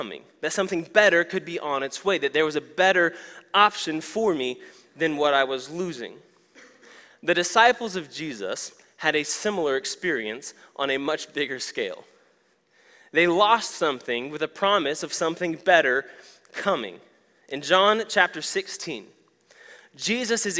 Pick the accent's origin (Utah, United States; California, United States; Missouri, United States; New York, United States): Missouri, United States; Joplin; my hometown of Joplin, Missouri